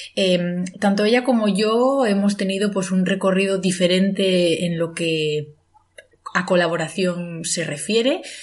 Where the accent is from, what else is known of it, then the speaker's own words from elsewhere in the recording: Asturias, Spain; aparte de origen, porque ambas somos asturianas